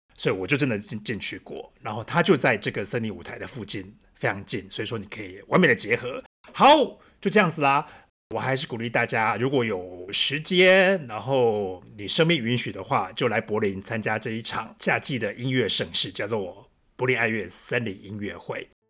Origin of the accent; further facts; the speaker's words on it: Taiwan; now in Berlin, Germany; 我们是台湾人的，我们这么爱吃